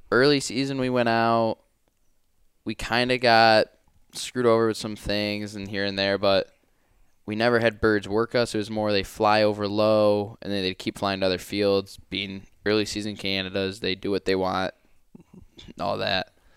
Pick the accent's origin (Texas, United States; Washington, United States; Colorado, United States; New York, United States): New York, United States; Finger Lakes region; I'm from the Finger Lakes region in New York